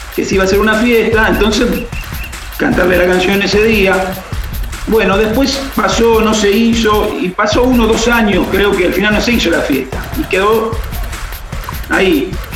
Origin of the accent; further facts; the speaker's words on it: Rosario, Santa Fe, Argentina; now in Buenos Aires, Argentina; yo soy nacido en Rosario, vivo en Buenos Aires, pero eh, mi familia este, es toda de allá y mi vieja se vino para Buenos Aires, se separó se vino